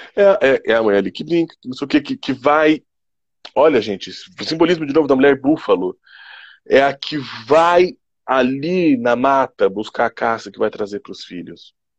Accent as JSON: {"language": "Portuguese", "country": "Brazil", "said": "nós, enquanto brasileiros"}